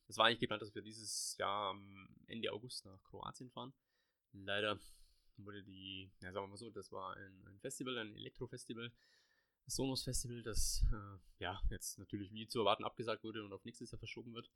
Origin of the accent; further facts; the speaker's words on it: Allgäu, Bavaria, Germany; bei uns im Allgäu, gibt es auch ein paar schöne Plätzchen. Vom Bodensee bis, bis hoch nach Kempten und, und also da gibt es genug zum Sehen und zu erkunden, selbst wo ich noch nicht war, obwohl ich schon 35 Jahre hier wohne